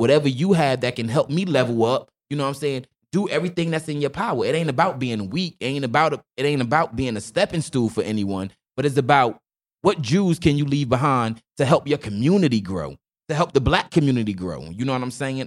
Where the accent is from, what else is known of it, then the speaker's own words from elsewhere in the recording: Newark, New Jersey, United States; I was born and raised, you know, Newark, New Jersey